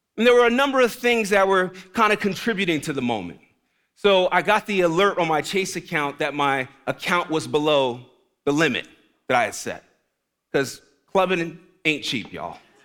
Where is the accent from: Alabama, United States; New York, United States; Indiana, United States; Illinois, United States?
New York, United States; New York City; moved away; I'm from the Bronx, New York originally. The Bronx, not Brooklyn, the Bronx